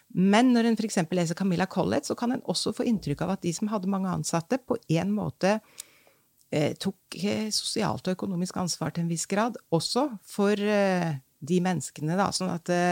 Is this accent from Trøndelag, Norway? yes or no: yes; Trondheim, Trøndelag, Norway; da jeg var barn i Trondheim